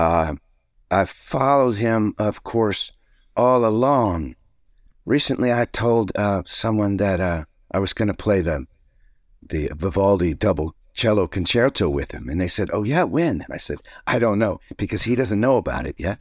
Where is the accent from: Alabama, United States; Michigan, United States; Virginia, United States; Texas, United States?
Virginia, United States; Alexandria; moved away; my hometown in Alexandria